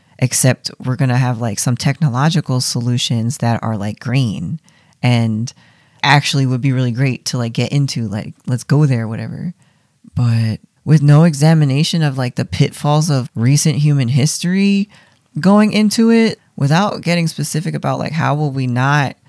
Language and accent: English; Philadelphia, Pennsylvania, United States; I'm from Philadelphia and we're haters here.